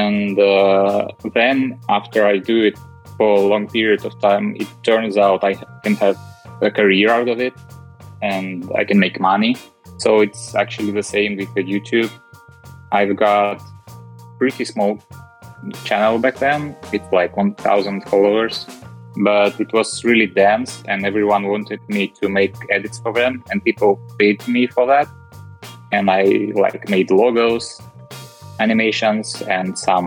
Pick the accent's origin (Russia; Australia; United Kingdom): Russia; moved away as an adult; also born or lived in Moscow, Russia / Dubai, United Arab Emirates / Milan, Italy; now in Netherlands; Yeah, I grew up in Russia, in a small city at the center of Russia.